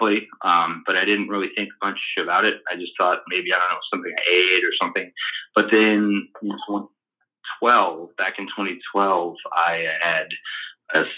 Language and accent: English; Oregon, United States; also born or lived in Texas; I was born in Texas and then grew up in Oregon ever since 89, and then went to the University of Oregon